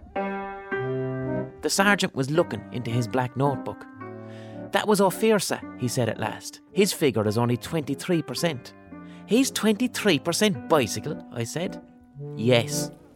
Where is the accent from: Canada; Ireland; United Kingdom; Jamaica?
Ireland; Limerick, Munster; where I grew up in Limerick